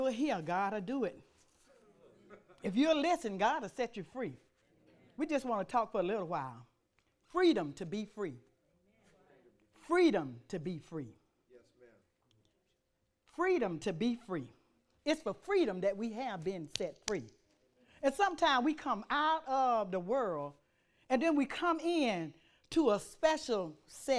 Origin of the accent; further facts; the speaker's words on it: Montgomery, Alabama, United States; I'm country. I'm from Montgomery, Alabama